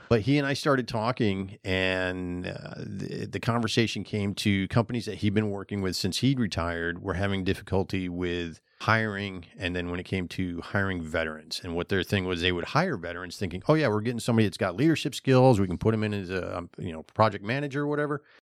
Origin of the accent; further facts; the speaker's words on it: New Hampshire, United States; moved away as an adult; also born or lived in Finland; now in Florida, United States; I'm originally from New Hampshire